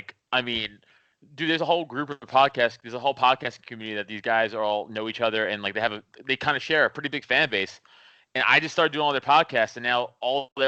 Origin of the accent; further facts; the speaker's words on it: New York City, New York, United States; moved away as an adult; now in Bucks County, United States; I'm from Staten Island.